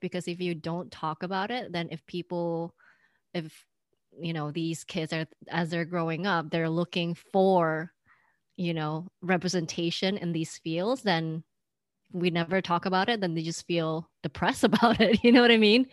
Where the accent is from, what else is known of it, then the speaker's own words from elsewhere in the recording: Indonesia; now in United States; growing up in Indonesia